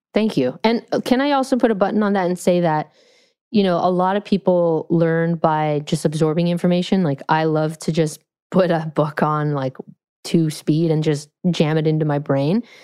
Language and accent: English; California, United States; I'm from California